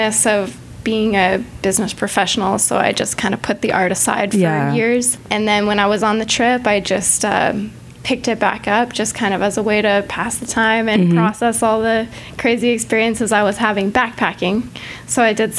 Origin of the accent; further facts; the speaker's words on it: New Mexico, United States; moved away as an adult; now in Dallas, United States; I grew up in New Mexico